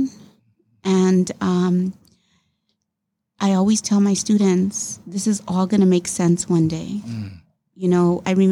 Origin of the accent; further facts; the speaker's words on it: Los Angeles, California, United States; growing up in Boyle Heights and being different, and yeah, it was hard